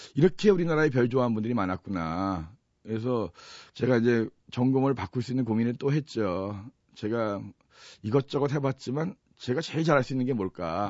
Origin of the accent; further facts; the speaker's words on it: Chuncheon, Gangwon, South Korea; moved away as an adult; also born or lived in Seoul; 사실 저희가 원래 고향은 강원도 춘천이에요